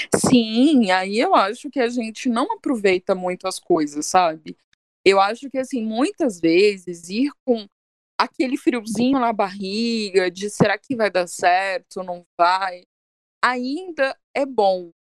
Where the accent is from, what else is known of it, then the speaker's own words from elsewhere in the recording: Minas Gerais, Brazil; eu sou de Minas, né? A gente não, não, não tem mar, só tem bar.